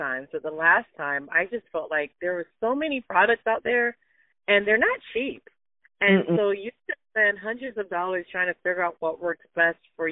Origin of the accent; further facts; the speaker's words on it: Jamaica; I'm from Jamaica, but I have a lot of family in England